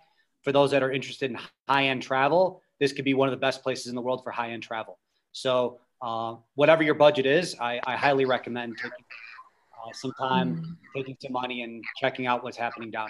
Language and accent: English; United States; moved away as an adult; now in Namibia; I am an American living here in Namibia. I've been here for four years. I'm married to a local. And I came here as a volunteer with the U.S. Peace Corps doing business development in a small town called Lüderitz.